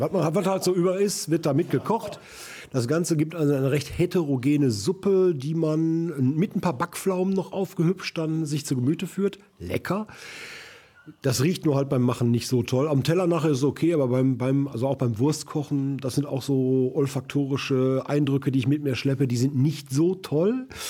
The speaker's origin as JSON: {"language": "German", "town": "Duisburg", "region": "North Rhine-Westphalia", "country": "Germany", "tie": "born or raised there", "said": "ich äh, aus Rheinhausen stamme"}